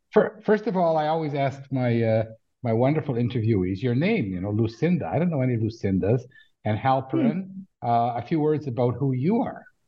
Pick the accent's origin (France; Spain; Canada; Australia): Canada; also born or lived in Israel; now in Tel Aviv area, Israel; I've lived in Israel for millions of years, but I grew up in Canada